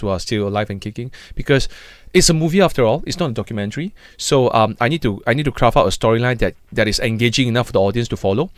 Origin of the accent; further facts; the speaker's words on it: Malaysia; us as a Malaysian